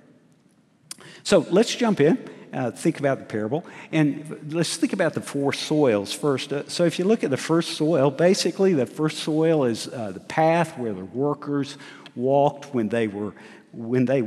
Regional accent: Huntsville, Alabama, United States; I was raised in Huntsville, Alabama

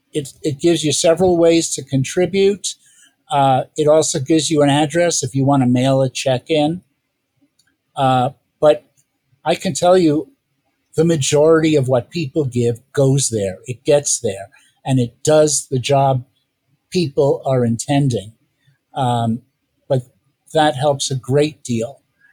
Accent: New York, United States; moved away; I'm originally from New York

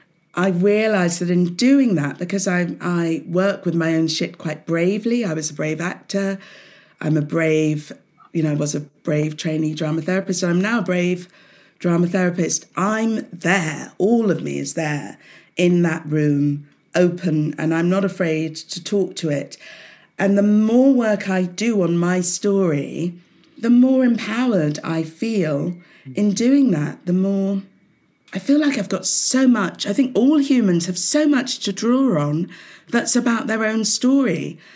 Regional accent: Southampton, South East England, United Kingdom; So I grew up in Hampshire, in Southampton. So, you know, quite an urban city, but all the same, way back then in the 60s, like you, Jane, 69, I was born.

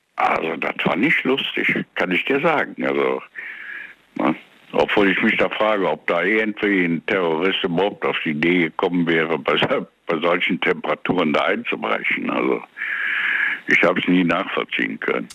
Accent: Gummersbach, North Rhine-Westphalia, Germany; Ich bin also in Gummersbach groß geworden als Kind.

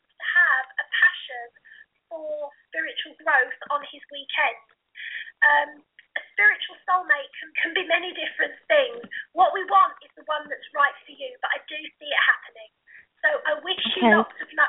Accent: United Kingdom; I'm from Blighty. I'm from Britain.

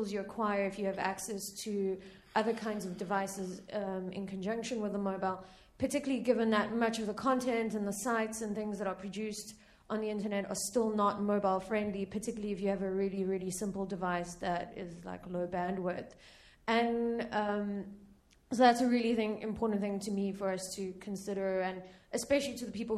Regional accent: South Africa; I'm South African

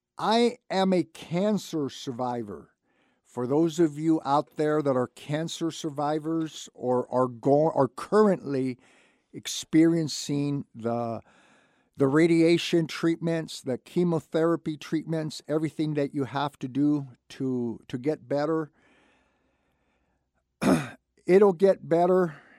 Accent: Santa Barbara, California, United States; I was lucky enough to be born and raised in Santa Barbara

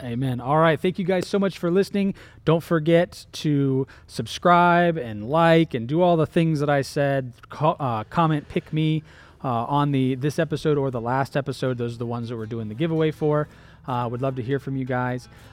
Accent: Florida, United States; I started out as a Floridian

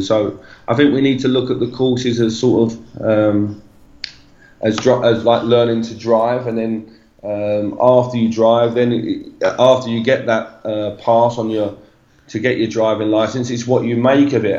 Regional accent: England, United Kingdom; moved away as an adult; now in São Paulo, Brazil

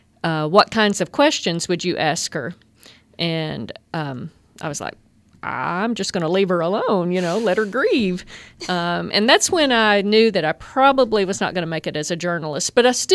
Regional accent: Hagarville, Arkansas, United States; Well, I'm originally from this area. I grew up in Hagerville

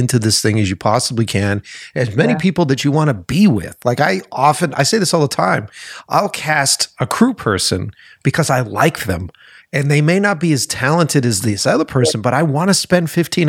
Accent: East Coast, United States; Maybe it's because I came from the East Coast. Maybe it's because I didn't come from here.

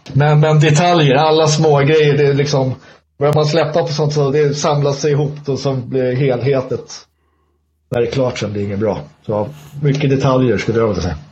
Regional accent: Stockholm, Stockholm County, Sweden; Jag är ju stockholmare

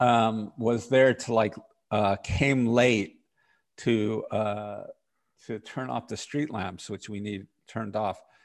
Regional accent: New York City, New York, United States; I grew up in Park Slope in Brooklyn.

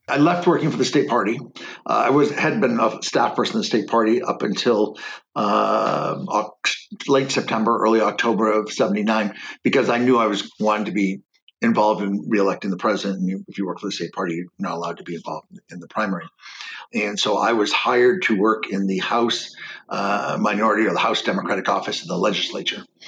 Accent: Keene, New Hampshire, United States; also born or lived in Detroit, Michigan; I was uh, born in Keene.

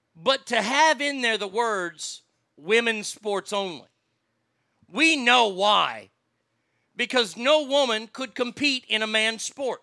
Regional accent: Placerville, California, United States; I'm from Hangtown

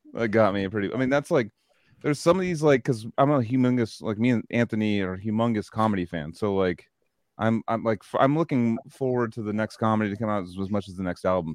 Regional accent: Australia; being Australian. People are like, oh, whoa, your accent's very uh, different.

